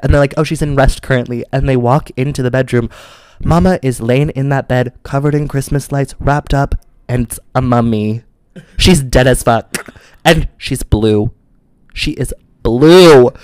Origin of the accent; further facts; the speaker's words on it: Midwest, United States; I'm from the Midwest